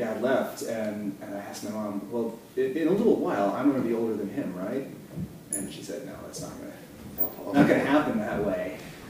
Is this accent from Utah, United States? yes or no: no; Skowhegan, Maine, United States; also born or lived in Strong, Maine; now in Portland, United States; I grew up in East Madison and Skowhegan.